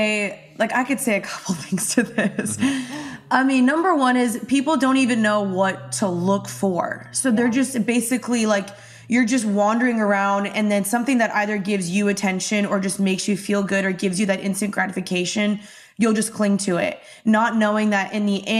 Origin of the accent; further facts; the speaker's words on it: Dallas, Texas, United States; moved away as an adult; also born or lived in Los Angeles; So I'm from Dallas. I just moved back to Dallas a month ago